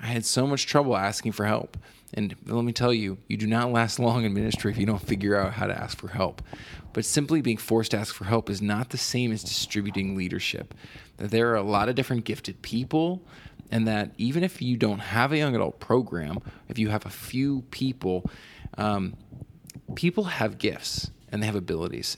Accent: East Coast, United States; moved away; I'm from the East Coast

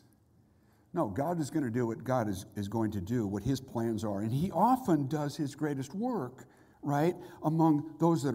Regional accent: Southern California, United States; moved away; also born or lived in Mississippi; I'm from Southern California.

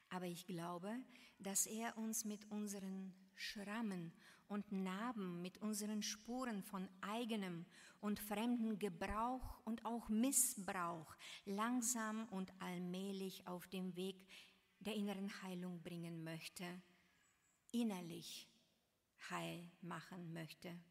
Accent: Varna, Varna Province, Bulgaria; In meiner Heimatstadt in Varna, Bulgarien, in der Straße, in der ich meine Kindheit verbrachte, standen damals wunderschöne Jugendstilhäuser.

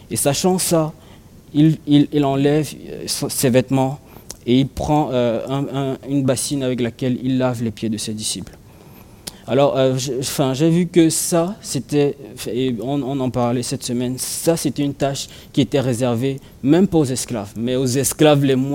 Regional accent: Cameroon; j'ai grandi au Cameroun et, j'ai grandi dans, un quartier qui n'était pas bitumé

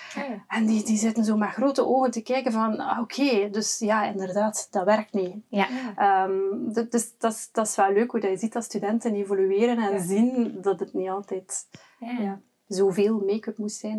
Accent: West Flanders, Belgium; bij ons in West-Vlaanderen

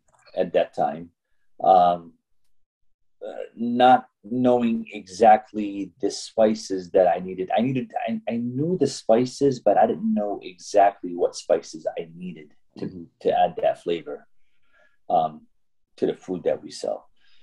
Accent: Syria; English is a second language; also born or lived in Kuwait; now in United States; I was born actually in Kuwait before I came, but I'm Syrian by nationality. I came to the U.S. back in 1982 is when I moved to this area.

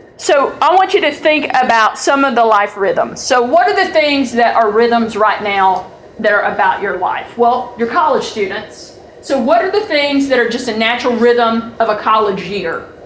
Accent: Georgia, United States; I'm from Georgia.

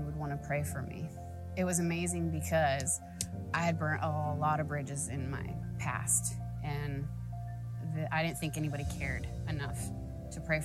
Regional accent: Brownsville, Texas, United States; I'm from Brownsville

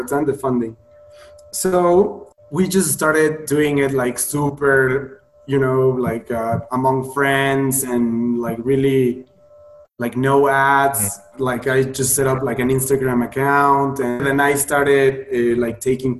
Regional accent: Puebla, Mexico; moved away as an adult; also born or lived in Playa del Carmen, Mexico / Sydney, Australia; I decided to come back to Mexico to my hometown, Puebla

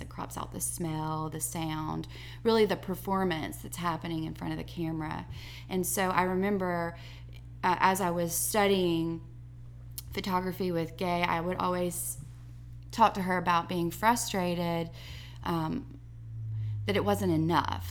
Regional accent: Enterprise, Alabama, United States; also born or lived in Ohio / Birmingham, Alabama; I'm from Enterprise, which is where I'm teaching

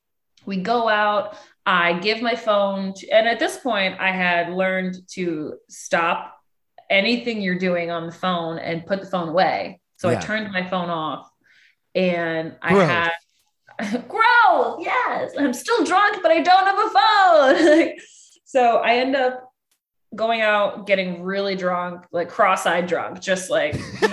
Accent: Rochester, New York, United States; We're in Rochester, New York. {S2} Oh, cold. {S3} This is my hometown.

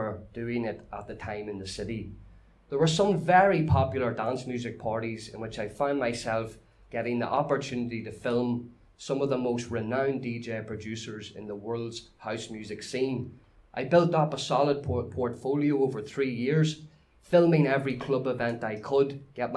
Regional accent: Newry, Northern Ireland, United Kingdom; since I was a young lad growing up in Newry City

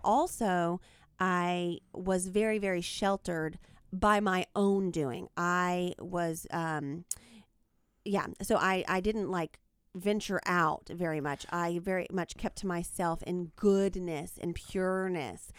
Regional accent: small town outside Macon, Georgia, United States; moved away; I am from a small town in Georgia, the state Georgia, not the country.

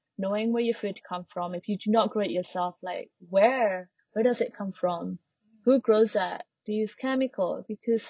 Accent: Java, Indonesia; now in Bali, Indonesia; I'm not from Bali, I'm from Java, but I've lived here

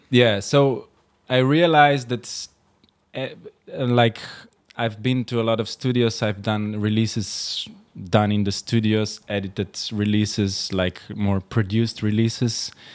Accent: Slovenia; born or raised there; moved away as an adult; also born or lived in Rotterdam, Netherlands / Amsterdam, Netherlands

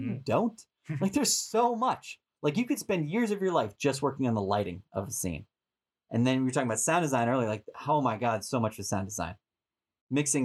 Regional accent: Boston, Massachusetts, United States; moved away as an adult; also born or lived in San Diego; now in Los Angeles, United States; I'm from Boston originally, but I spent 10 years in San Diego

